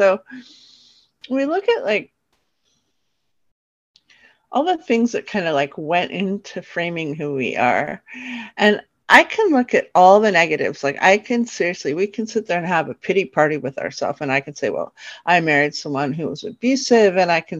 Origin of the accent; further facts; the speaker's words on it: New York, United States; also born or lived in California; then kind of shifted down into New York. And that's where I lived when I was a little girl, although I was born in California. And then we moved back to New York, where I got to be around lots of genetic family.